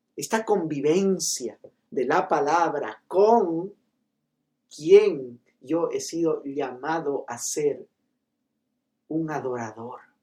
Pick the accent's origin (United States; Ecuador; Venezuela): Ecuador; Loja; yo soy de Loja